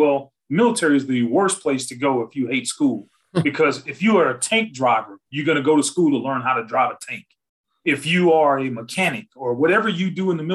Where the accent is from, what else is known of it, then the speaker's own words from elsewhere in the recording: West Monroe, Louisiana, United States; moved away; where I'm from, where the Duck Dynasties guys are in West Monroe, Louisiana. That's my hometown